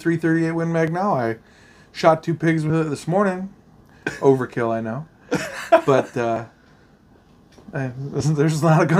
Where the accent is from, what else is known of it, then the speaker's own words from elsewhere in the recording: Montana, United States; being from Montana